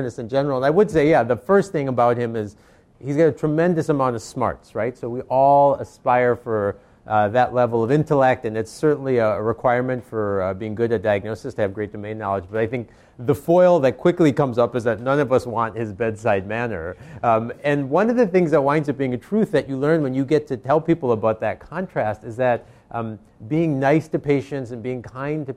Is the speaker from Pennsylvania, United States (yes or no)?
no; Racine, Wisconsin, United States; moved away; I grew up in Wisconsin, which was a small town called Racine, Wisconsin